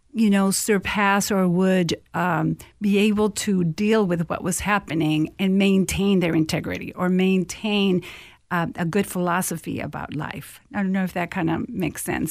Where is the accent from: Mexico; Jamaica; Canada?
Mexico; moved away as an adult; now in Minnesota, United States; I'm originally from Mexico, and I came here to study at the University of Minnesota